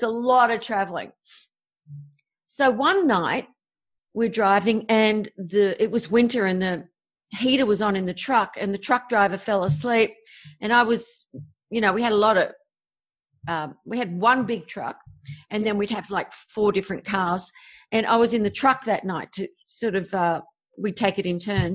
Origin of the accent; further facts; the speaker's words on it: Australia; obviously I'm Australian.